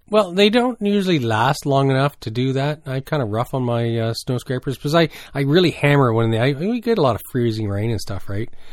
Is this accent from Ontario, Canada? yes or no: no; New Brunswick, Canada; growing up in New Brunswick